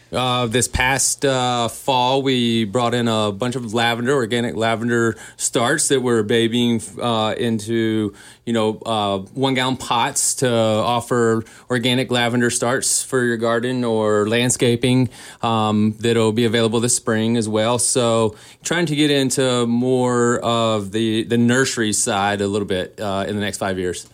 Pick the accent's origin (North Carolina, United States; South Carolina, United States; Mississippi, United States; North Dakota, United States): North Carolina, United States; Boone; moved away as an adult; also born or lived in Asheville, North Carolina; now in Kalispell, United States; I'm from Boone, North Carolina, born and raised